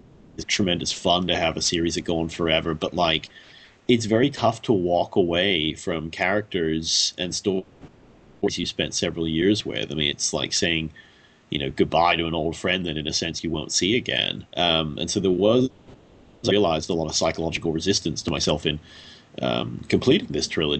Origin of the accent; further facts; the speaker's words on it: United Kingdom; now in Washington, D.C., United States; I currently live in D.C., but I'm from the United Kingdom originally, and my dad's half Australian